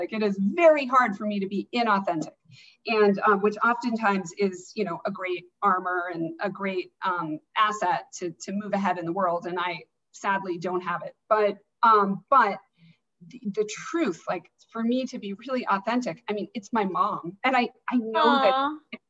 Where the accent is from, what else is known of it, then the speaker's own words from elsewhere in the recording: Alaska, United States; But, so I grew up in Alaska, and I was in this big public high school.